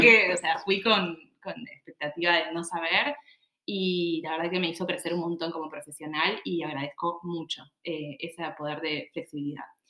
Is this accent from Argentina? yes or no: yes; Buenos Aires, Argentina; moved away; soy de Buenos Aires, de capital